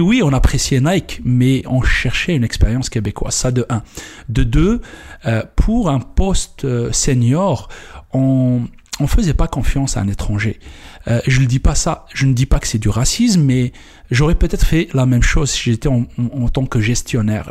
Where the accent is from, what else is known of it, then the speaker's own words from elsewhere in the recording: Kabylie, Algeria; moved away as an adult; je viens d'Algérie, comme je viens de le dire un petit village en Kabylie.